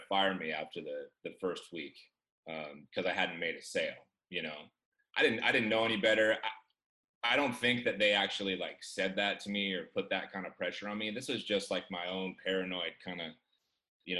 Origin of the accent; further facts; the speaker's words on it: Chico, California, United States; I grew up in Chico, California